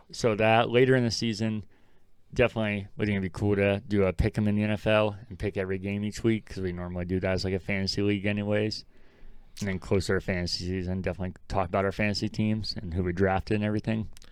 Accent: Ohio, United States; growing up in Ohio

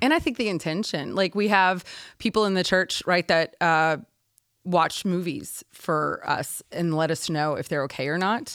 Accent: Houston, Texas, United States; I'm from Houston

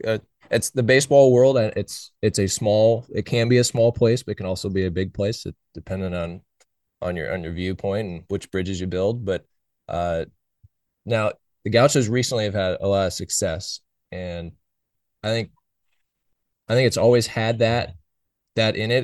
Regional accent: Oakland, California, United States; I was born and raised in Oakland

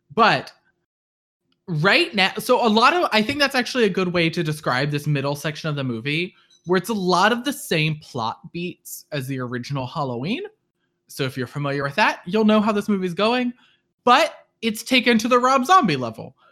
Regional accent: near Chesterfield, East Midlands, United Kingdom; my hometown, maybe? Um, which is right next to Chesterfield

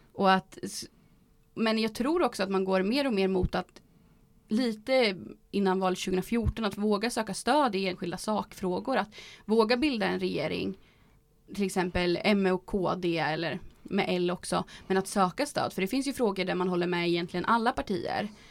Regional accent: Boxholm, Östergötland, Sweden; jag kommer ju från Boxholm och där är det ju väldigt socialdemokratiskt

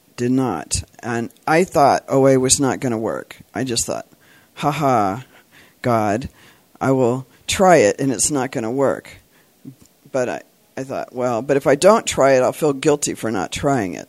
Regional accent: Santa Cruz, California, United States; I'm from Santa Cruz, California

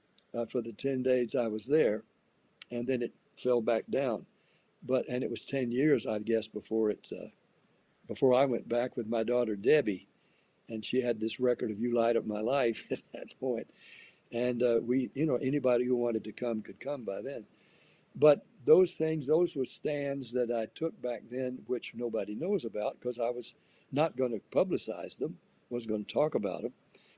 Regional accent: Nashville, Tennessee, United States; also born or lived in Florida; Look, I grew up in the South. I was born in Florida, raised in Nashville.

